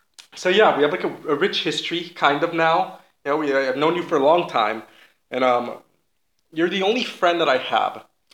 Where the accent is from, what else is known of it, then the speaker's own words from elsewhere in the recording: Shoham, Central District, Israel; Shoham. I'm from Shoham.